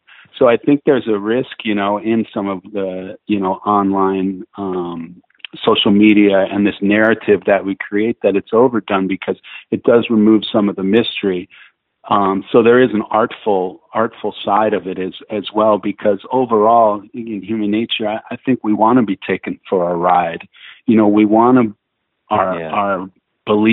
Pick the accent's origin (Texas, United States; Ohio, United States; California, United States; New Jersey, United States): Ohio, United States; I grew up in Ohio in the Midwest